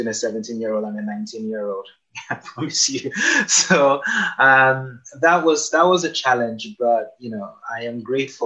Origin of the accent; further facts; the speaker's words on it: Nigeria; moved away as an adult; I spent pretty much my entire life, 19 years in Nigeria, on one street